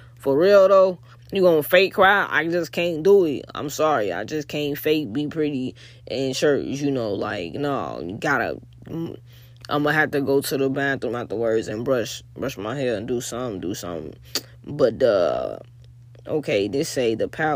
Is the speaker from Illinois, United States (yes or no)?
yes; Chicago, Illinois, United States; I'm from Chicago